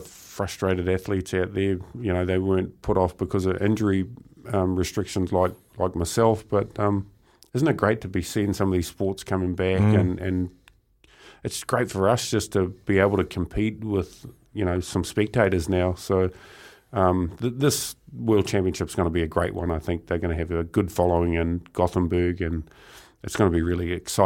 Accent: Murupara, Bay of Plenty, New Zealand; growing up in Murupara. It's quite a small town, strong logging community

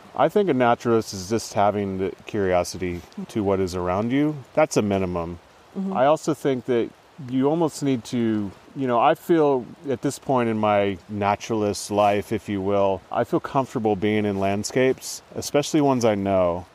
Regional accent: Lewiston, California, United States; until I was 18, the Klamath Mountains were the only place I really knew. I mm. grew mm. up here in a small town on the Trinity River

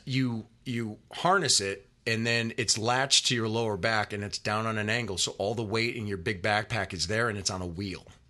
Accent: Windsor, Connecticut, United States; now in California, United States; my hometown, Windsor, Connecticut

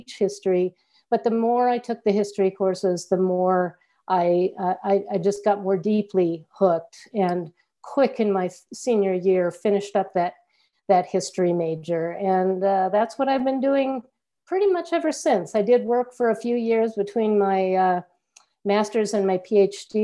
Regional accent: Wisconsin, United States; I grew up in Wisconsin, not in the West at all

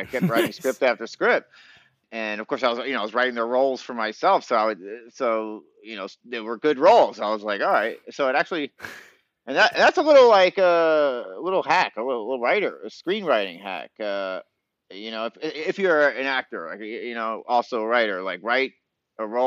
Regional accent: Long Island, New York, United States; moved away as an adult; also born or lived in Boston / Hollywood; Actually grew up in Long Island

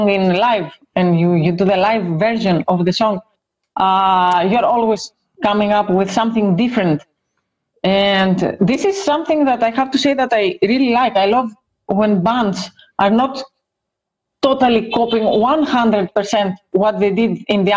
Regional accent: Greece; we are both from the same country. We are both from Greece

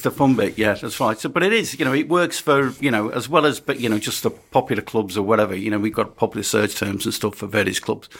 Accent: Birkenhead, North West England, United Kingdom; I was born in Birkenhead

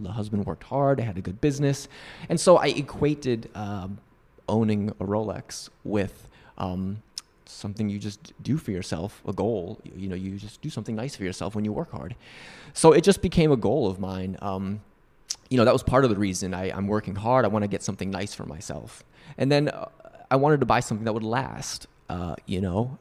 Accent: Northeast, United States; moved away; I grew up in the Northeast

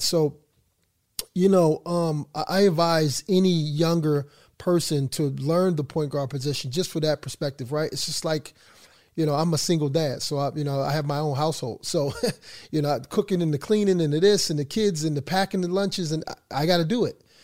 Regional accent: Philadelphia, Pennsylvania, United States; moved away; I'm from Philadelphia

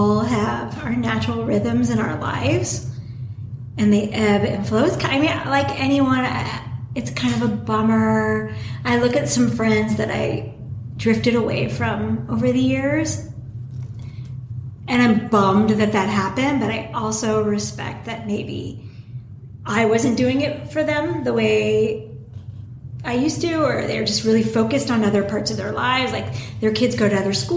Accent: Los Angeles, California, United States; also born or lived in New York; I grew up in the Valley. I mean, I was a total Valley girl

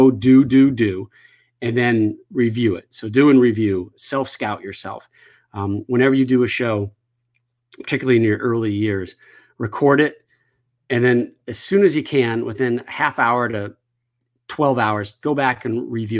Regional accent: Connecticut, United States; growing up in Connecticut

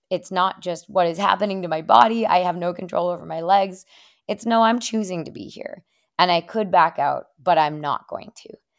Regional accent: Afton, Minnesota, United States; moved away as an adult; now in Stratton, Vermont, United States; I'm originally from Minnesota

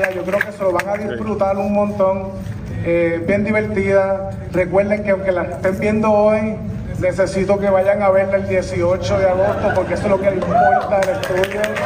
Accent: Puerto Rico; tanto como boricua y como latino

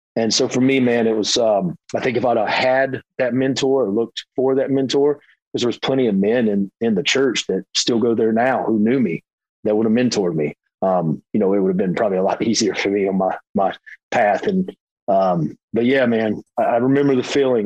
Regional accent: Hickory, North Carolina, United States; moved away as an adult; also born or lived in Florida; I am from Hickory, North Carolina, a small town

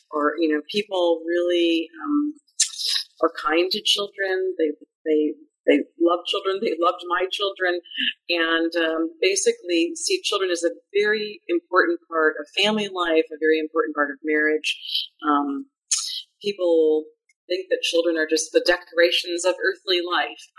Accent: Madison, Wisconsin, United States; moved away as an adult; also born or lived in California; Yes, I'm from the Midwest. I grew up in Madison, Wisconsin

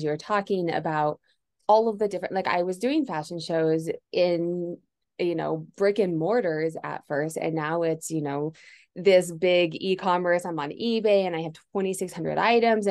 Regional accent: Denver, Colorado, United States; I'm from Denver, still live here

